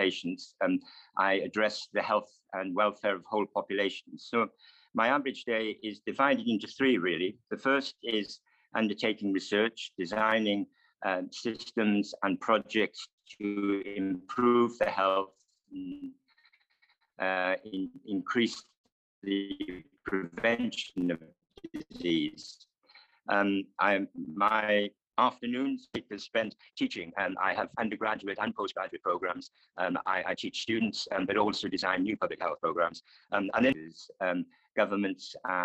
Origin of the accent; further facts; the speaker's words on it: Wales, United Kingdom; moved away; being in a Welsh grammar school back in the 1970s